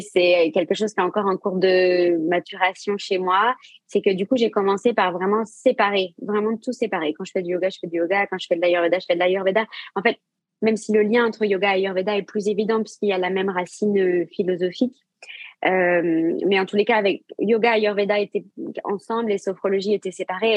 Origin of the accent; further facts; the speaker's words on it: Saint-Malo, Brittany, France; also born or lived in Asia; now in Rennes, France; Je suis basée à Rennes, mais je viens de Saint-Malo comme toi